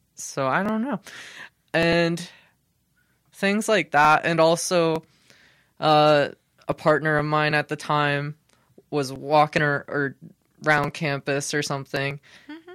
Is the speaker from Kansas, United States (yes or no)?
yes; Hutchinson, Kansas, United States; I am from Hutchinson, Kansas, uh, uh, for most of my life at least